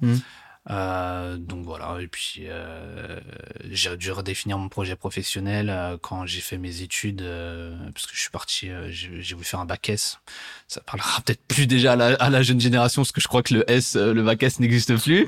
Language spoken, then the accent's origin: French; Guyancourt, Île-de-France, France; je grandis en région parisienne, dans les Yvelines, exactement, euh, à Guyancourt